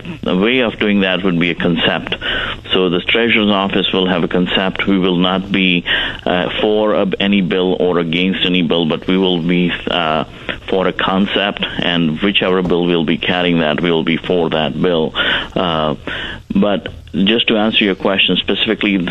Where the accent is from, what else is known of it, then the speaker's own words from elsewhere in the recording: India; moved away as an adult; also born or lived in Cape Girardeau, Missouri; now in Missouri, United States; growing up in India